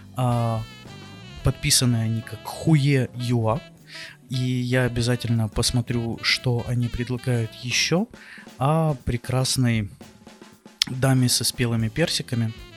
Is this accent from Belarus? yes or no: no; Odesa, Odesa Oblast, Ukraine; Я из Одессы